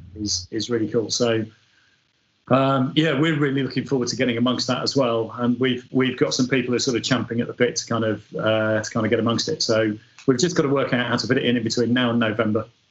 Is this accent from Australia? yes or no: no; Yorkshire and the Humber, United Kingdom; I'm, I'm a Yorkshireman